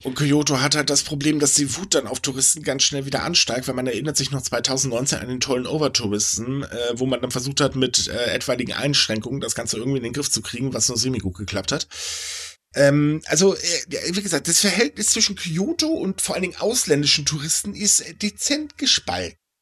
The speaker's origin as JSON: {"language": "German", "country": "Germany", "said": "bei uns in Deutschland"}